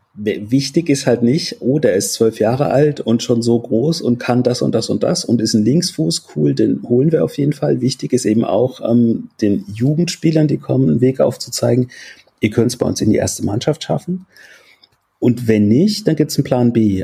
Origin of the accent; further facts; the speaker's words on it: Würzburg, Bavaria, Germany; also born or lived in Soest; now in Leipzig, Germany; ich bin in Soest geboren und in Würzburg aufgewachsen